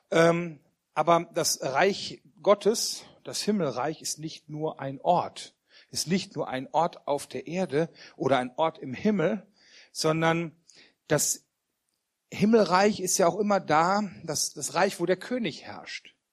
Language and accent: German; Wermelskirchen, North Rhine-Westphalia, Germany; für die, die mich noch nicht kennen. Ich komme aus Wermelskirchen bei Remscheid und ich freue mich, heute hier sein zu dürfen.